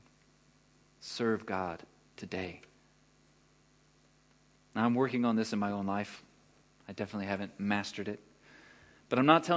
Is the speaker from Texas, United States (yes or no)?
yes; Texas, United States; moved away as an adult; now in Germany; I'm from Texas, like, you know, bass player dude in Texas